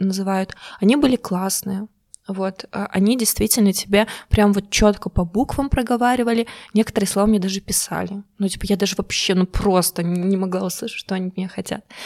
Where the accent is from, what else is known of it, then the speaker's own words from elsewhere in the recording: Belarus; moved away as an adult; now in Germany; я рассказывала про Беларусь